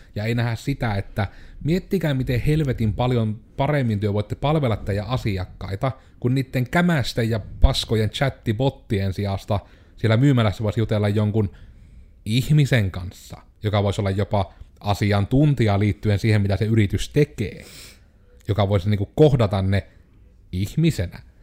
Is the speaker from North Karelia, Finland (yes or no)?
yes; Joensuu, North Karelia, Finland; on koko ikänsä asunut Joensuussa